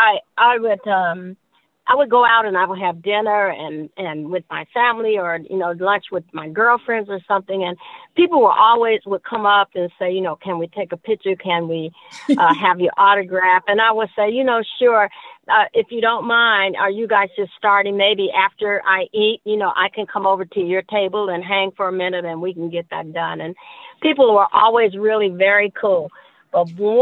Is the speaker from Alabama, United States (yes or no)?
no; Gary, Indiana, United States; born or raised there